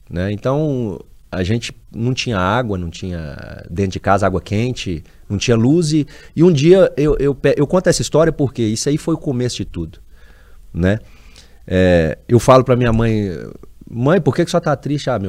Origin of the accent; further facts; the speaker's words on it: João Pinheiro, Minas Gerais, Brazil; eu sou natural de João Pinheiro, João mas eu nasci Pinheiro. numa fazenda, né?